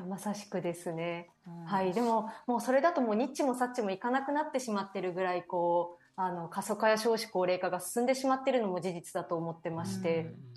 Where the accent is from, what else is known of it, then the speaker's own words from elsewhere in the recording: Owase, Mie, Japan; 自分自身がですね三重県の尾鷲市というですね東京からだと車でも電車でも6時間ぐらいかかってしまうこともある漁業と林業の町出